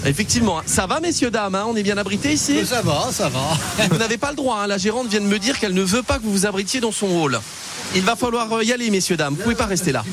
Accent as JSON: {"language": "French", "town": "Metz", "region": "Grand Est", "country": "France", "said": "je suis de Metz."}